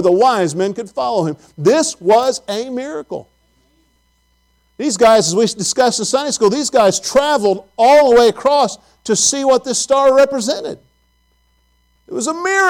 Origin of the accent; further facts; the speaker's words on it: Farmersburg, Indiana, United States; also born or lived in Abilene; I grew up in a small town called Farmersburg